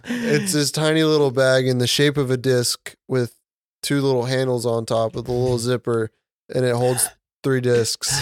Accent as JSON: {"language": "English", "region": "Georgia", "country": "United States", "said": "we're from Georgia"}